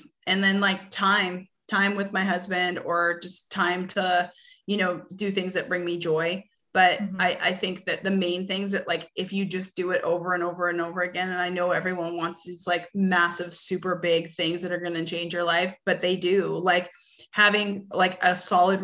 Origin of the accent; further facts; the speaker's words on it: Canada; now in Arkansas, United States; I'm originally from Canada